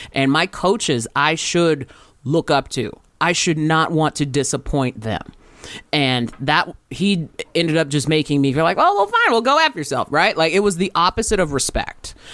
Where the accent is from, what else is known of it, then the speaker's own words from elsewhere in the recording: Riverside, California, United States; I grew up in Riverside, California